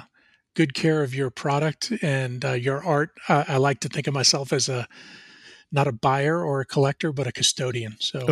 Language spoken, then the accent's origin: English; New Jersey, United States; now in Atlanta, United States; I grew up in New Jersey. In fact, out of my bedroom window, I could see the Statue of Liberty. So that's how close I was to New York City. But I moved to Atlanta in 1993